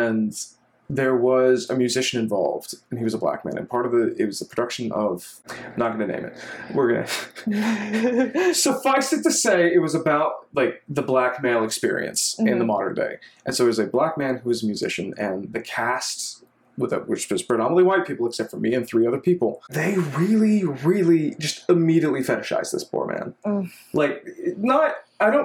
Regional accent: Texas, United States; moved away as an adult; now in Washington, D.C., United States; culturally, I'm Texan because I do not speak a lick of Arabic

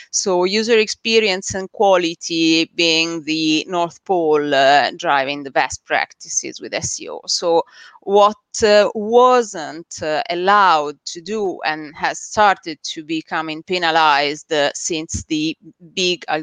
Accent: Italy; English is a second language; moved away as an adult; six years back in Italy. You can hear from my accent that I'm not originally, I wasn't originally born here. And yeah, back in Italy, we used to run uh, a marketing agency

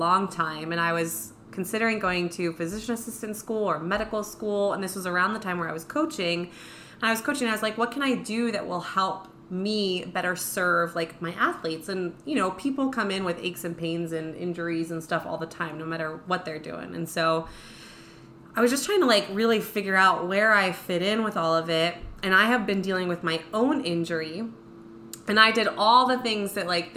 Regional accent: New Jersey, United States; moved away as an adult; now in Quad Cities, Iowa, United States; my hometown in Jersey

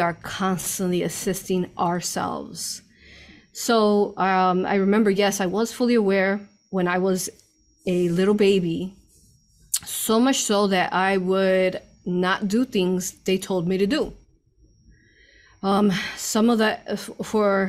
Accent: Chicago, Illinois, United States; I grew up in Chicago.

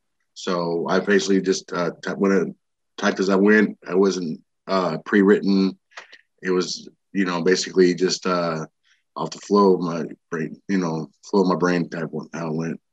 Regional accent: Texas, United States; also born or lived in Illinois / Arizona; I was born in Illinois, raised in all over Texas and Arizona. I was an Air Force brat, and I joined the Army.

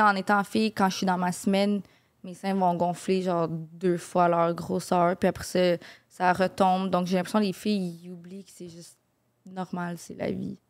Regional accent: Montreal, Quebec, Canada; j'ai grandi à Verdun. Donc, vraiment dans le ghetto

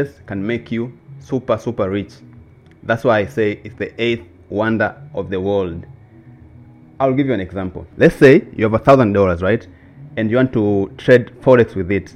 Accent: Makete, Njombe, Tanzania; I'm from the south of Tanzania, so there's a region called Makete.

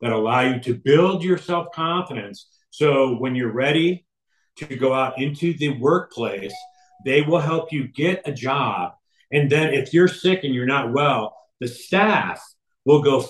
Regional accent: Iowa, United States; growing up in Iowa

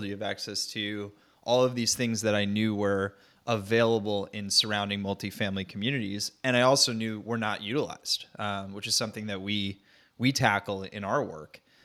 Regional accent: North Central New Jersey, United States; moved away as an adult; also born or lived in Nashville, Tennessee / New York; I grew up in Jersey, uh, North Central New Jersey, suburbia

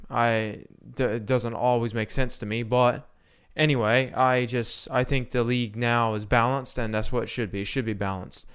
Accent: Canada; I'm Canadian

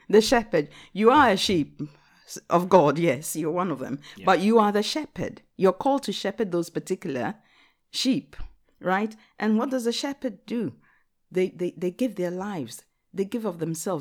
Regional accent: Ghana; English is a second language; now in Watford, United Kingdom; I'm a Ghanaian

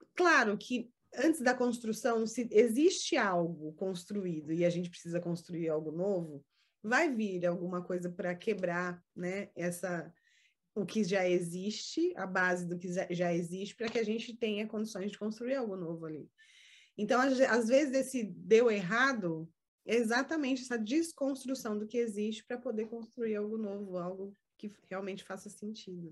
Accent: São Paulo, Brazil; moved away as an adult; also born or lived in Jundiaí; eu nasci e cresci em São Paulo, né? Que é uma cidade grande, agitada.

